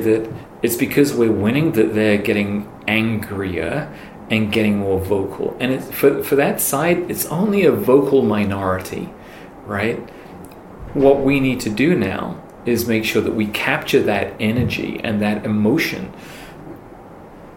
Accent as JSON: {"language": "English", "town": "York", "region": "Yorkshire and the Humber", "country": "United Kingdom", "tie": "born or raised there", "moved": "as an adult", "lives_now": "United States", "said": "I was born in York, England. I'm from here"}